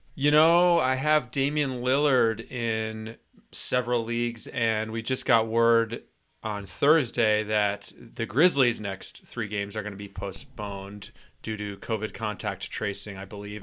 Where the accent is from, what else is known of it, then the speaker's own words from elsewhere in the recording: Atlanta, Georgia, United States; my hometown team